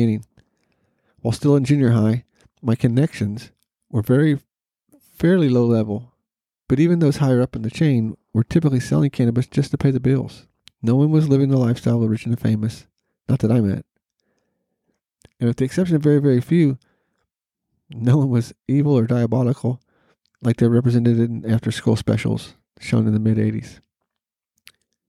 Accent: Norman, Oklahoma, United States; my hometown of NORML, Oklahoma

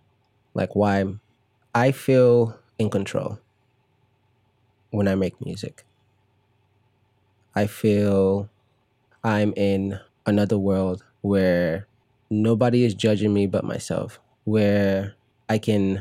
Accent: Chicago, Illinois, United States; when I was growing up in Chicago, you know, Disney Channel would come on

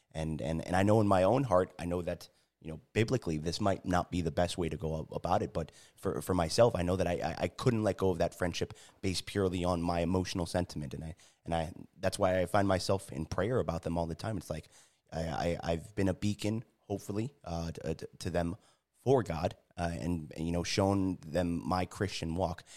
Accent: New Haven, Connecticut, United States; moved away as an adult; also born or lived in San Diego, California; growing up in New Haven, uh, joined the military

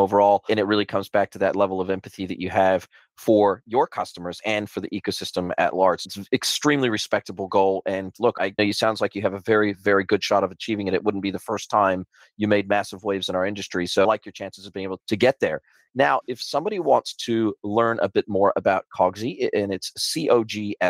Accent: Southern California, United States; now in New Zealand; I'm originally from Southern California, born and raised in Southern California, been in New Zealand for the last 25 years.

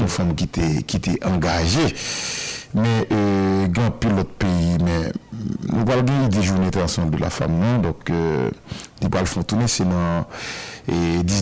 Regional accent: Haiti; mais chez nous en Haïti, nous avons des femmes qui se, qui, se livrent dans, une lutte quotidienne.

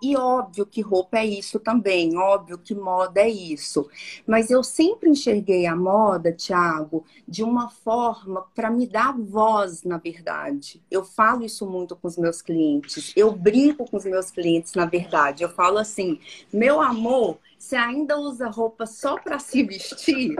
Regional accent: Minas Gerais, Brazil; eu sou mineira, né? Eu sou mineira do interior.

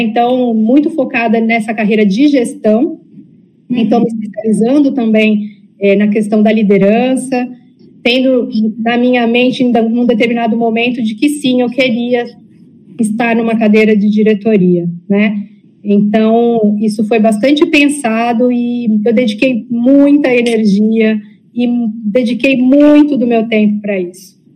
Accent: São Paulo, Brazil; moved away as an adult; also born or lived in Amazon; Ao mesmo tempo que eu nasci em São Paulo, sou filha de pais nordestinos

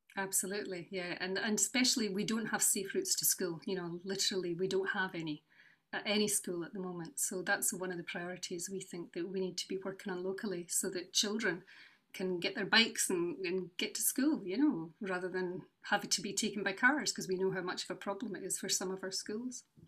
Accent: Newport-on-Tay, Scotland, United Kingdom; also born or lived in Edinburgh / Western Isles; now in Cupar, United Kingdom; I grew up in North East Fife, uh, in Newport and Galway

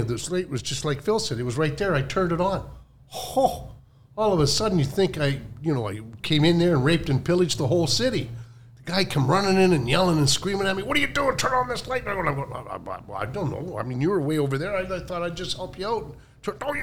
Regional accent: Calgary, Alberta, Canada; moved away; I was from Calgary, which is a, you know, cow town

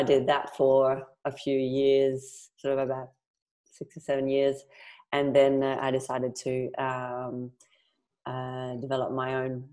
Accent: Montreal, Quebec, Canada; English is a second language; moved away as an adult; now in Perth, Australia; So I am from Montreal in Canada. I have been living there until 11 years ago. So I moved to Australia in Perth 11 years ago.

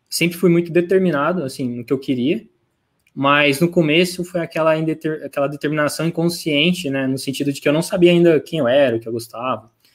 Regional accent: Franca, São Paulo, Brazil; moved away as an adult; now in São Paulo, Brazil; nasci em São Paulo, mas molequinho vim para Franca, interior de São Paulo. É, fiquei aqui até meus 18 anos

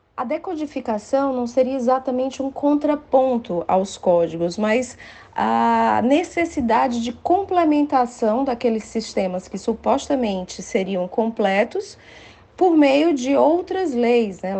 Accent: Fortaleza, Ceará, Brazil; moved away as an adult; also born or lived in São Paulo; now in Fortaleza, Brazil; voltar para Fortaleza, que é a minha terra natal, onde eu fiz a graduação

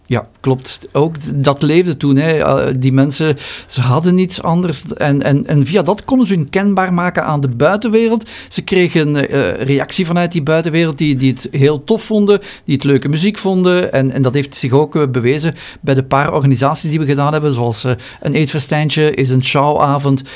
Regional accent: Flanders, Belgium; hier bij ons in Vlaanderen

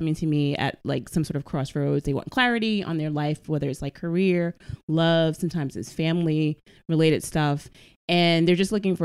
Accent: New York City, New York, United States; I'm Bronx born and raised and bred

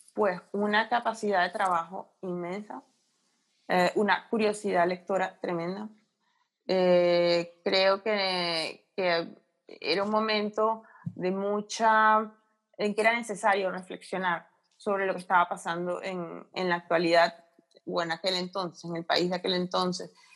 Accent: Caracas, Capital District, Venezuela; moved away as an adult; also born or lived in central region, Venezuela; now in Spain; nací en Caracas, lo que pasa es que tengo, tengo mucha familia en ah. la región central.

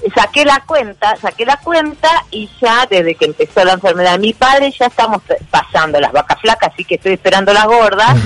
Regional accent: Argentina

